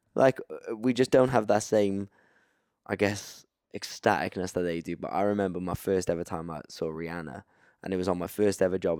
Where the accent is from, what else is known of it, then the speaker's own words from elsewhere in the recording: Cardiff, Wales, United Kingdom; I'm from Cardiff.